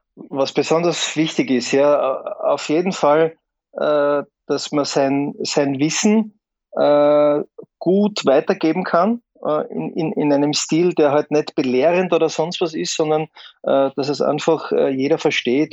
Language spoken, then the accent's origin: German; Graz, Styria, Austria; in meiner Heimatstadt in Graz